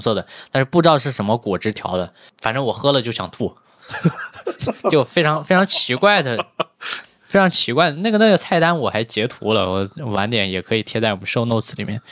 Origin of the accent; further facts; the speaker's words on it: China; 我们是中国人